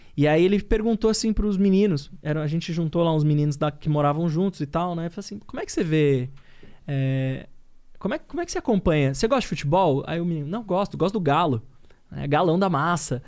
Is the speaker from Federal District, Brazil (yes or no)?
no; São Paulo, Brazil; moved away; also born or lived in Minas Gerais; Eu sou paulistano da Zona Leste, meu. Sou nascido em São Miguel Paulista